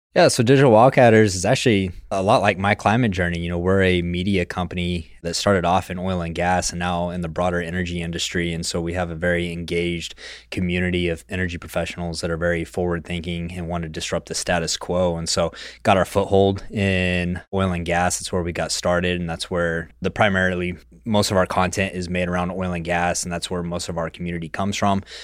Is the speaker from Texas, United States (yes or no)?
yes; West Texas, United States; born or raised there